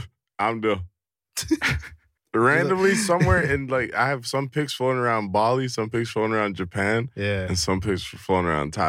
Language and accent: English; Brampton, Ontario, Canada; we're coming from Toronto. Coming from Brampton